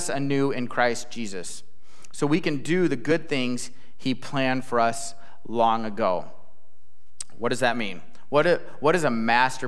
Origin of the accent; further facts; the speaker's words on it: Illinois, United States; moved away; I'm from Illinois.